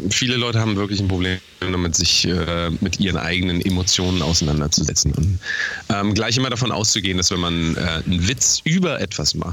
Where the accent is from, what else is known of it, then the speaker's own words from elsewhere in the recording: Germany; moved away; als Deutscher